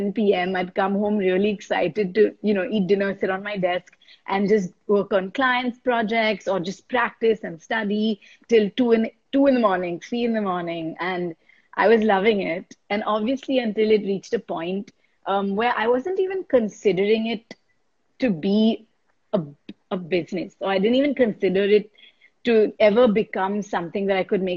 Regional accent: India; I was a girl from India

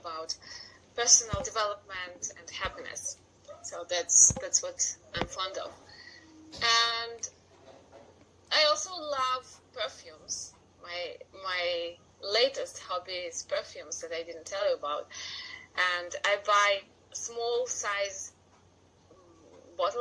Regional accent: Russia; first language Russian; English is a second language; also born or lived in Chelyabinsk, Russia; I'm from Russia. I live in the city of Chelyabinsk.

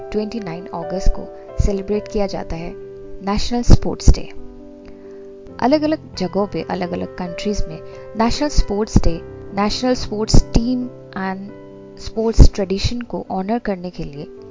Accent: Northeast India, India; मैं north east से हूँ

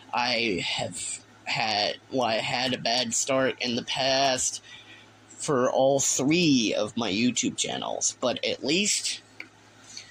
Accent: Texas, United States; each time that I say y'all, it's an indicator that I am from Texas. I am from Texas

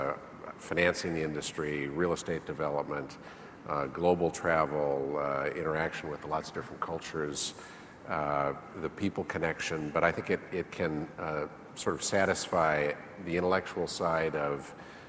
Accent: Midwest, United States; also born or lived in Tokyo, Japan; moved to the States and grew up in the Midwest

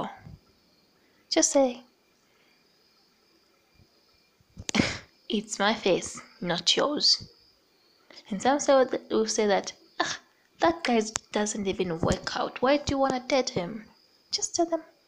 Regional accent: Zambia; I'm from Zambia, a small country called Zambia.

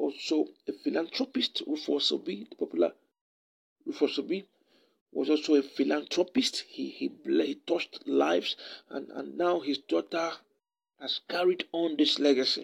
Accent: Isuikwuato/Umunneochi constituency, Abia, Nigeria; I come from Ishikwata Nomonochi constituency

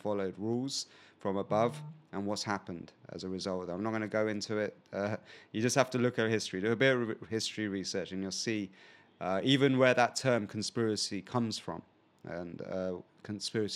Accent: England, United Kingdom; we're from probably the same country, England.

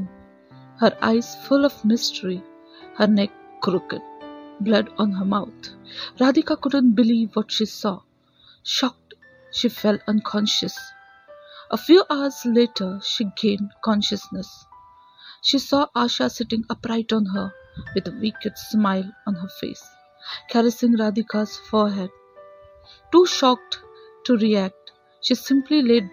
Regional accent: Dombivli, Maharashtra, India; I am from Thane, Dombivli

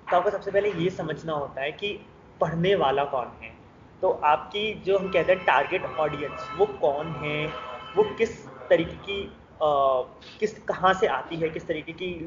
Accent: Jaipur, Rajasthan, India; मैं जयपुर सिटी से बिलोंग करता हूँ और जयपुर से एक हमेशा से अटूट नाता रहा है मेरा

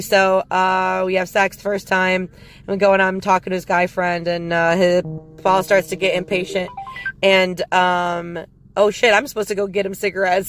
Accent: Wisconsin, United States; I'm from Wisconsin

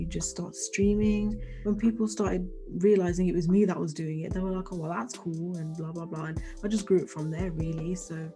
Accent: Birmingham, West Midlands, United Kingdom; also born or lived in London; I was born in Birmingham. I've lived here practically all my life.

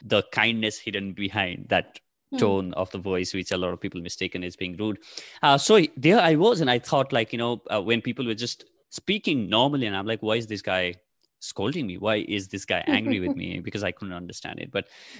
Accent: Nepal; first language ne; English is a second language; moved away as an adult; now in Delhi, India; So I come from Nepal. I'm originally from Nepal. My parents, my parents are from Nepal. And I've studied till my 12th in Nepal. So that's why, you know, that's my mother tongue.

